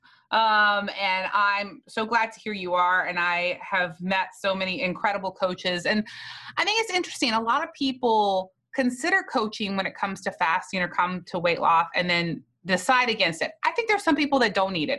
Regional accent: South Louisiana, United States; I was from South Louisiana where Catholic people mostly do not fast

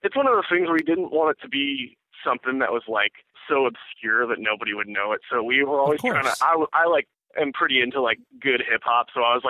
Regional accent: Louisville, Kentucky, United States; Louisville. I grew up in the suburbs in Louisville.

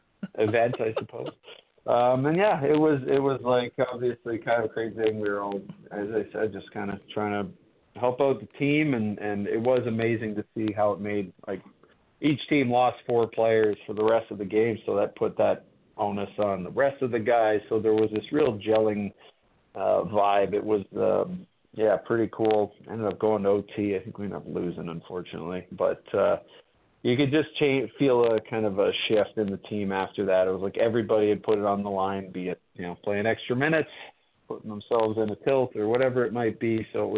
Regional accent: Canada; as a Canadian kid

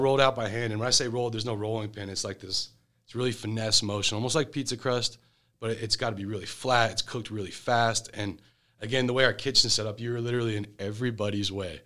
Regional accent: Atlanta, Georgia, United States; I'm from Atlanta, Georgia.

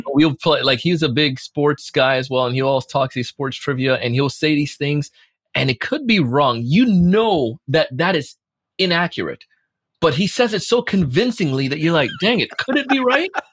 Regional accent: Jamaica; moved away; growing up in Jamaica

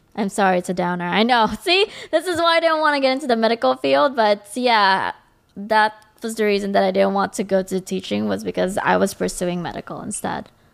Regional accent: Los Angeles, California, United States; I am an L A native.

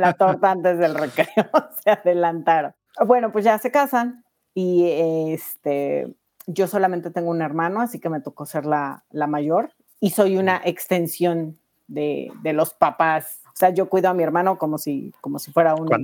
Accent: Mexico City, Mexico; soy de la Ciudad de México

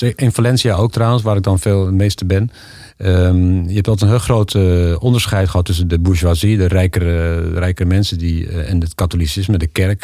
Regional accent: Netherlands; moved away as an adult; now in Spain; als Nederlander

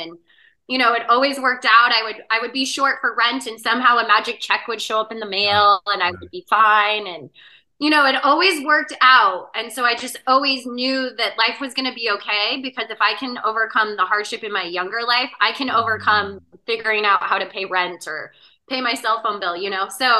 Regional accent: Spokane, Washington, United States; moved away as an adult; In Spokane, Washington.

